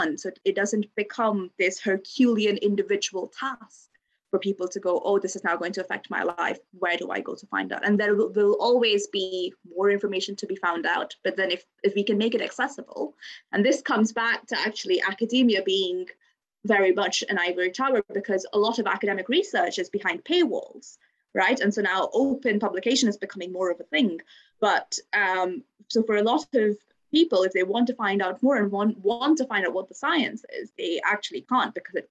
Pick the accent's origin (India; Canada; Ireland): India; moved away as an adult; now in Bristol, United Kingdom; I grew up in India